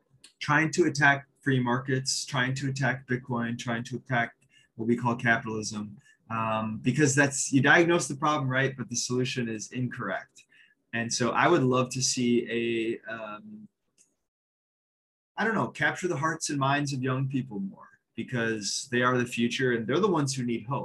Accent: United States; I'm from America

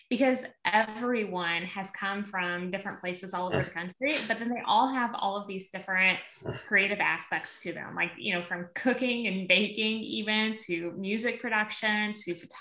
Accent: Southern Missouri, United States; also born or lived in Illinois; now in Nashville, United States; Currently, we are living outside of Nashville, but I am originally from Southern Missouri, and then most recently lived in Illinois. So Midwest, United States girl

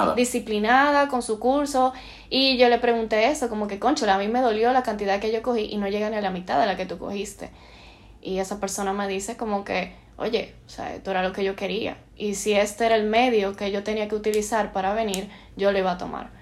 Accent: Santo Domingo, Dominican Republic; moved away as an adult; now in Barcelona, Spain

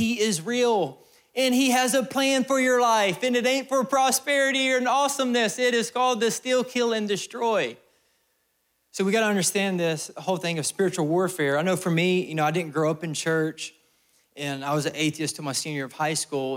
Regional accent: Alabama, United States; I'm from Alabama

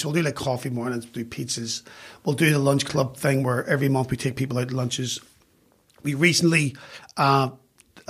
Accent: Belfast, Northern Ireland, United Kingdom; moved away as an adult; now in London, United Kingdom; a kid growing up in West Belfast

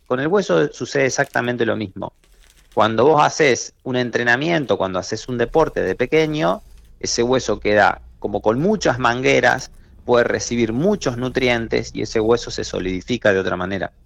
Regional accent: Trenel, La Pampa, Argentina; also born or lived in Córdoba / Buenos Aires; yo soy de Trenel y nací allá. Cuando yo era chico, iba a visitar a mis amigos

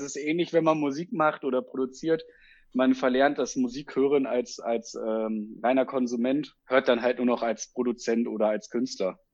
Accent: Petershagen, North Rhine-Westphalia, Germany; now in Osnabrück, Germany; ich habe meine Heimat, ne, also Kreis Peters, also Petershagen als Stadt, beziehungsweise ähm, halt Windheim da oben die Ecke, der der nördlichste Teil von OWL

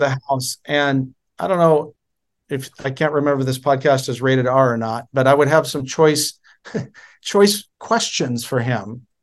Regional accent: Oregon, United States; moved away as an adult; I was born in October of nineteen seventy, uh, in Oregon. I spent my first twenty-two years in Oregon.

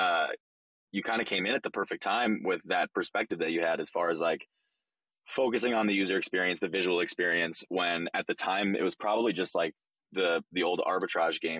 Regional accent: Michigan, United States; I'm a native Michigander

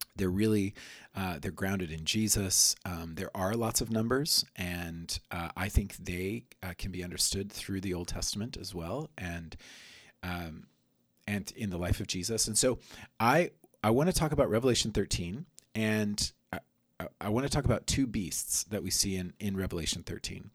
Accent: United States; growing up myself as an American

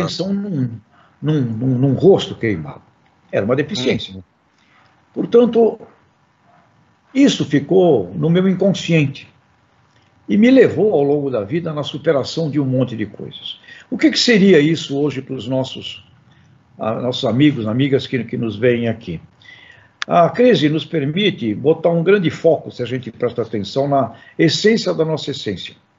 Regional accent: Santos, São Paulo, Brazil; Eu sou santista

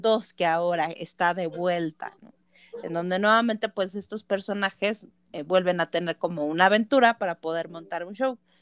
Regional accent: area of Nevado de Toluca, State of Mexico, Mexico; los lugareños

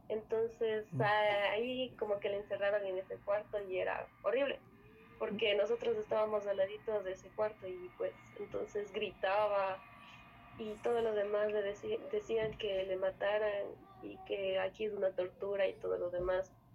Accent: Otavalo, Imbabura, Ecuador; Soy de Ecuador, de la región Sierra, eh, Ciudad Otavalo

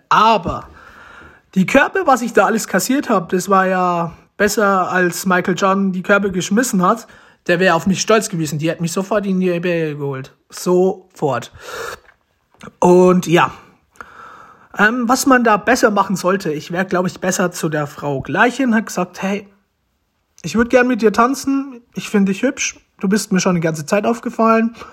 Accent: Romania; German is a second language; now in Germany; Deutsch ist nicht das Beste. Ich möchte mich dafür schon mal entschuldigen weil ich bin ja adoptiert, ich komme eigentlich aus Rumänien.

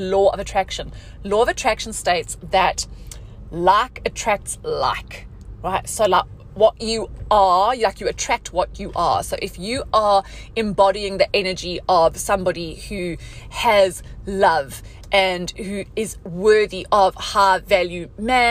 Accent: South Africa; moved away as an adult; now in Dubai, United Arab Emirates; I'm from South Africa. I have a South African passport

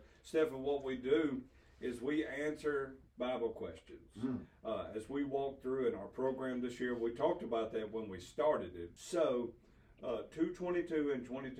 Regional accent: the South, United States; born and raised in the South

